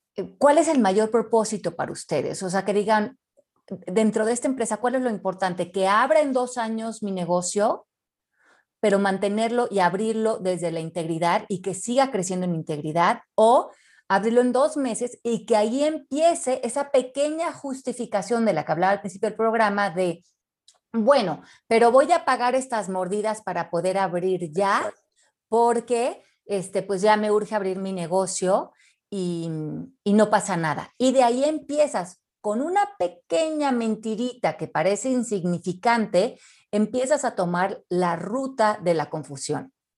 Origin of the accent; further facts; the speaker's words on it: Mexico; los mexicanos somos divinos